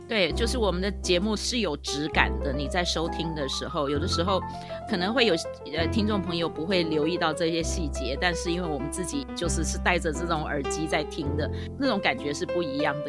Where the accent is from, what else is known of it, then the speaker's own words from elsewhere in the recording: Taipei, Taiwan; 我是在台北长大的，就讲国语就是很自然的